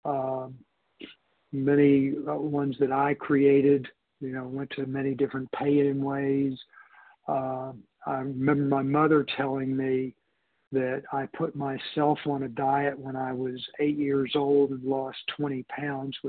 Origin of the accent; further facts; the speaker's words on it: Houston, Texas, United States; I grew up in Houston, it was hot there